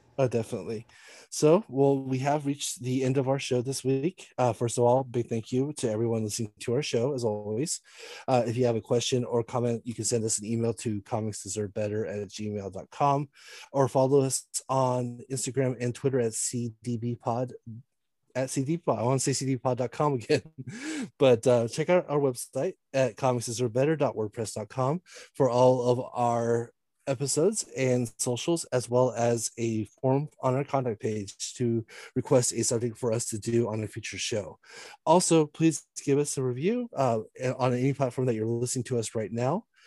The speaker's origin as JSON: {"language": "English", "town": "San Diego", "region": "California", "country": "United States", "tie": "born or raised there", "said": "I grew up in San Diego, very far away from that area of San Diego, but I grew up in the county"}